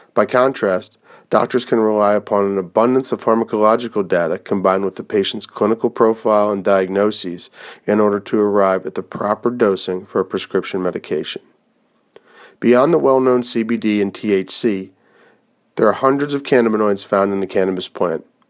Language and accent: English; Pennsylvania, United States; my home state of Pennsylvania